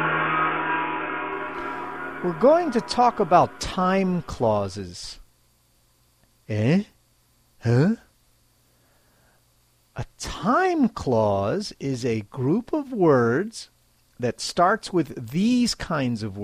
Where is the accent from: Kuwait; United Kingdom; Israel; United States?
United States; now in Japan; I'm American, and I live in Japan.